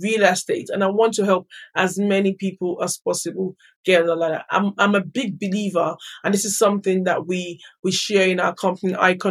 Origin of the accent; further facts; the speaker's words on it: Nigeria; moved away as an adult; now in United Kingdom; I grew up in Nigeria and relocated to the United Kingdom as an adult.